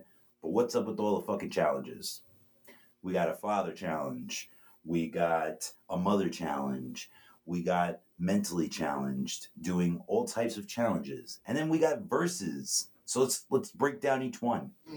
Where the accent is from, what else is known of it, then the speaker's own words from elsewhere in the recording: New York, United States; we're from New York.